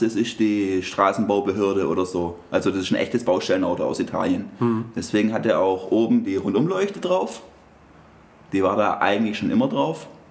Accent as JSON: {"language": "German", "town": "Stuttgart", "region": "Baden-Württemberg", "country": "Germany", "said": "bei uns in Stuttgart"}